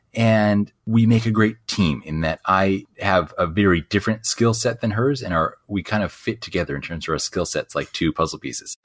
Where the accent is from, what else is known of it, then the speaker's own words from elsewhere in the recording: Southern California, United States; also born or lived in Costa Rica / Australia / Bali; I grew up here in Southern California